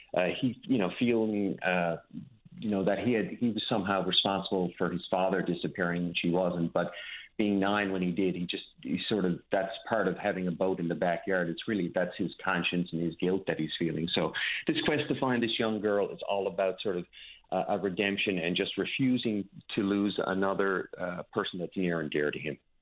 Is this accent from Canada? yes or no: yes; Petty Harbour, Newfoundland and Labrador, Canada; a small community like I grew up in Petty Harbor and, and Newfoundland in general